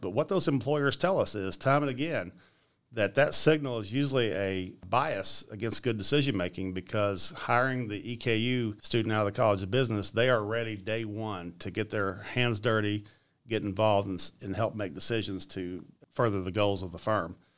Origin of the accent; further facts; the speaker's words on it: Richmond, Kentucky, United States; I grew up right here in Richmond